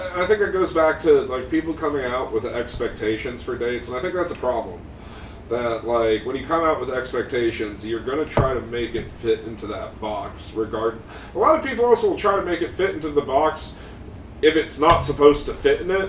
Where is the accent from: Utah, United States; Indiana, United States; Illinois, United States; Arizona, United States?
Utah, United States; Park City; moved away; I was in Park City, Utah